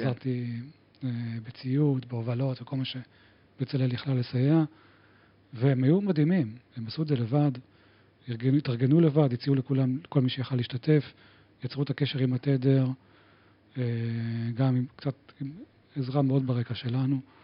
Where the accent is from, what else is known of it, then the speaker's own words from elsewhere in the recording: Givatayim, Tel Aviv District, Israel; now in Tel Aviv, Israel; גדלתי בגבעתיים